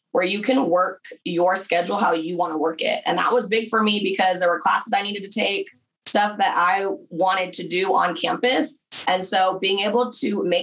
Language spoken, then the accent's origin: English; small town outside LA, Southern California, United States; moved away as an adult; also born or lived in Berkeley, California / Oklahoma / Atlanta; I'm from Southern California originally. So I grew up in kind of a small town outside